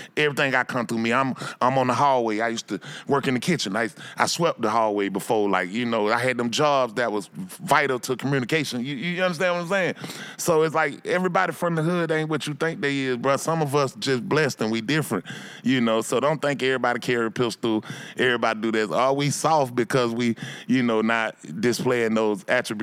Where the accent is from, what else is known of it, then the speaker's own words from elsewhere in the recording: Atlanta, Georgia, United States; I'm from Bankhead Cote, man. I'm from down that street. I'm the only one from that spot